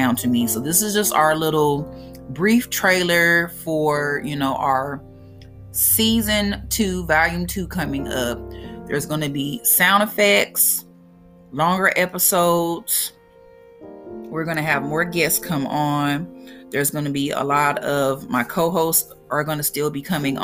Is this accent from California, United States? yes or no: no; Brookhaven, Mississippi, United States; accent: country; now in Bakersfield, United States; I am from Mississippi. That's where I was raised. I was not born there